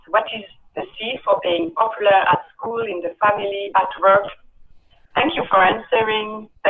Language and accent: English; France; now in Munich, Germany; from France, but I live in Germany, in Munich.